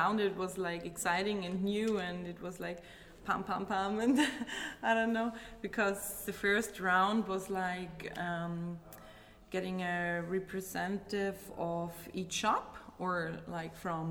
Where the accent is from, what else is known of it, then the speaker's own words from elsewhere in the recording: Austria; I'm from Austria.